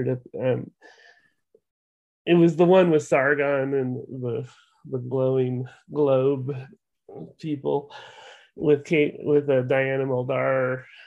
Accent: Eugene, Oregon, United States; Eugene, Oregon, which is my hometown

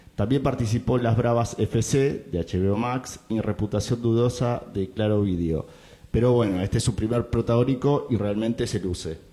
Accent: Argentina; siendo argentino

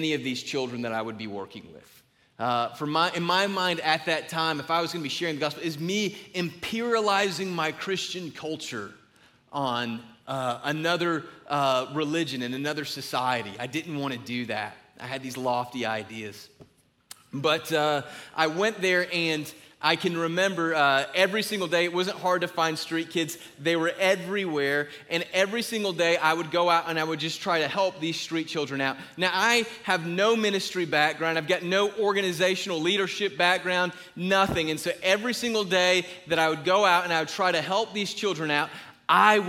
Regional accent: Griffin, Georgia, United States; I'm from a little place called Griffin

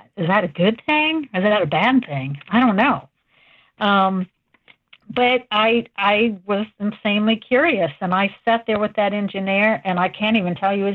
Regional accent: West Virginia, United States; also born or lived in Cleveland, Ohio; I grew up in West Virginia, believe it or not. I was born in Cleveland.

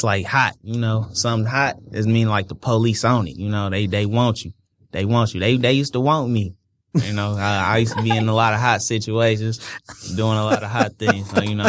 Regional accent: Detroit, Michigan, United States; I'm from Detroit.

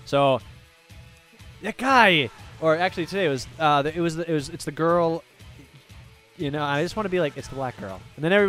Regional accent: New Jersey, United States; From New Jersey.

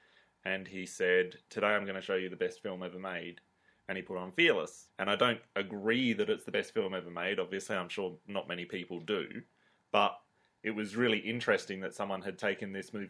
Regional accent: Australia; we're Australian

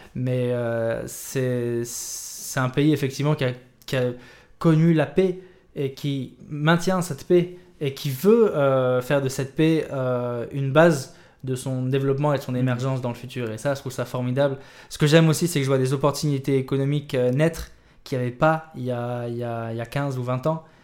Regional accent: Dakar, Senegal; also born or lived in Réunion / Morocco / France; ce pays, le Sénégal, m'a vu grandir

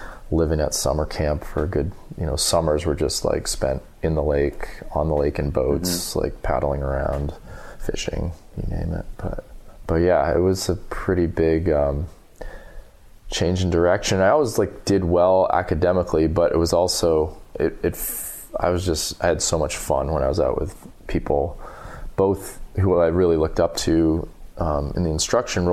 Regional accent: Whitefield, New Hampshire, United States; also born or lived in Wyoming; I grew up in Whitefield, New Hampshire, which is like maybe, I don't even know, maybe 3,000 people.

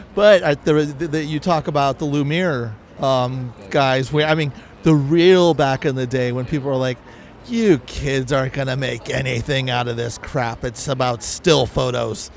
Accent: California, United States; accent: California; I just got my California accent

